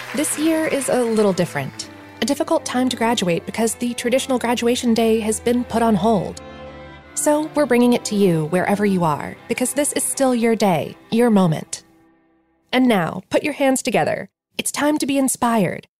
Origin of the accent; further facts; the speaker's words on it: Chicago, Illinois, United States; I grew up in Chicago as the youngest of six to a single mom.